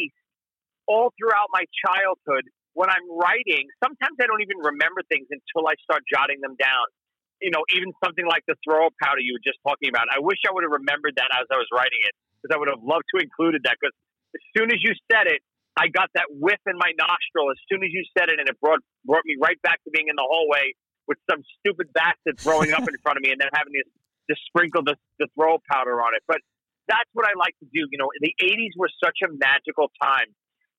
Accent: New York City, New York, United States; I'm a guy from Brooklyn

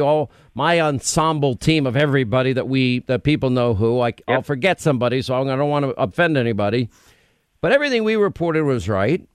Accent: New York, United States; I grew up in New York.

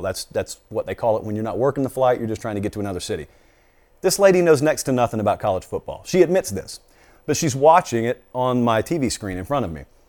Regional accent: the South, United States; I grew up in the South.

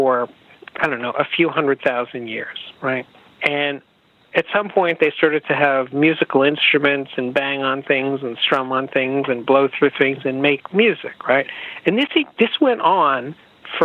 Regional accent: New York, United States; I'm a New Yorker

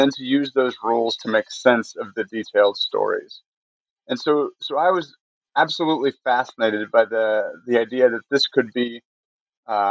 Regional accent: Michigan, United States; moved away as an adult; also born or lived in Connecticut; now in North Carolina, United States; I grew up in Michigan, went to Kalamazoo College in Western Michigan

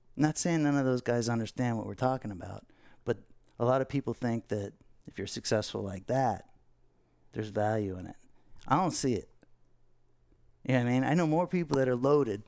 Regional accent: Fort Lauderdale, Florida, United States; growing up in Fort Lauderdale

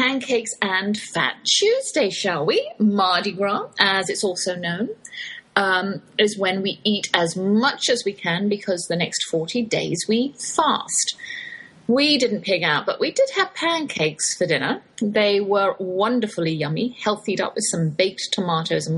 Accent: Oxford, South East England, United Kingdom; accent: English, Oxford drawl; moved away as an adult; now in Texas, United States; that's my English accent you're hearing, though I've lived in the Lone Star State half my life. I can't shake that Oxford drawl.

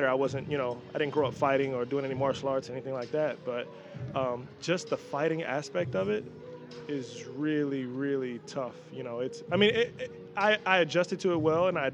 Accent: Dallas, Texas, United States; also born or lived in New York; I grew up in Dallas, Texas, and by way of New York

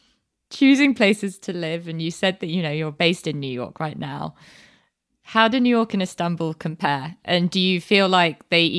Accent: United Kingdom; born there; Turkish enough that people just assume I'm Turkish, and then as soon as I open my mouth, I out myself as British born, and I can't speak Turkish.

